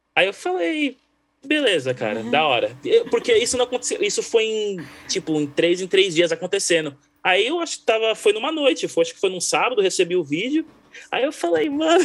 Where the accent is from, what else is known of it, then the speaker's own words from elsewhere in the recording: Brazil; first language Portuguese; moved away; eu sou brasileiro